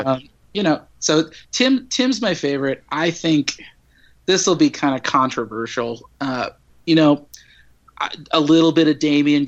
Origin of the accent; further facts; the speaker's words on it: Midwest, United States; You know, I grew up in the Midwest. I used to be a newspaper reporter.